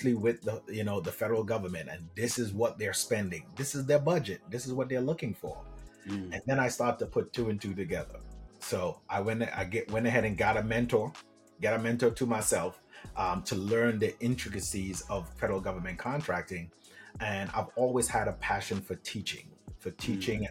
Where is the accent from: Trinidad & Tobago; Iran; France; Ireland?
Trinidad & Tobago; moved away; I'm originally from Trinidad and Tobago.